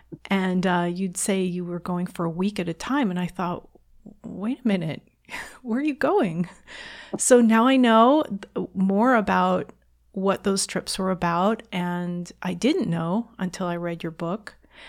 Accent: New York City, New York, United States; moved away; I was born in New York City.

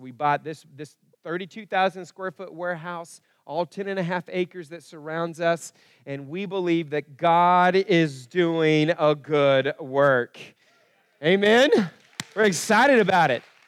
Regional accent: Broken Arrow, Oklahoma, United States; also born or lived in Kansas; where I was growing up in Broken Arrow

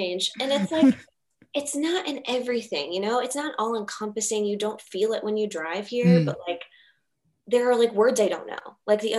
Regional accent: Richmond, Virginia, United States; Richmond Memorial Hospital.

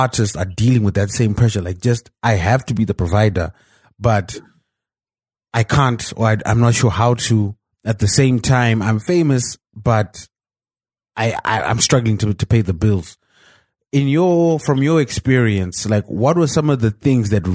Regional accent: Zimbabwe; I'm Zimbabwean, man.

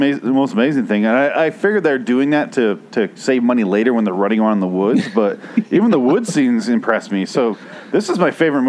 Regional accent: Michigan, United States; I'm from Michigan

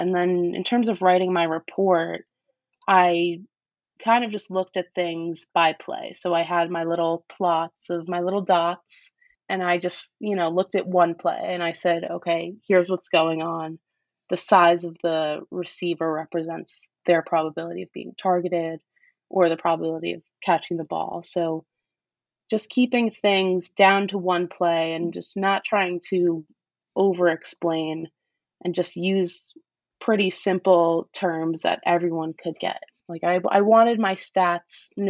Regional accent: New York, United States; Grew up in New York. And I'm from New York

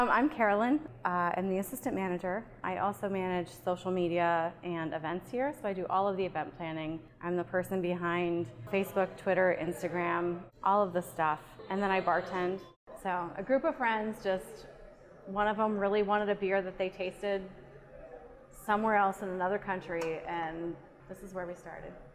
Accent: Pennsylvania, United States; also born or lived in Germany / State College, Pennsylvania; I'm from Pennsylvania

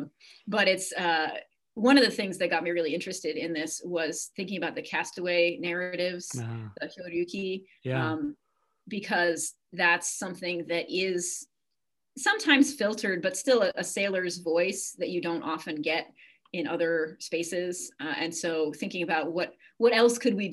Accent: Cape Cod, Massachusetts, United States; moved away; I grew up on the ocean. I grew up in Massachusetts on Cape Cod

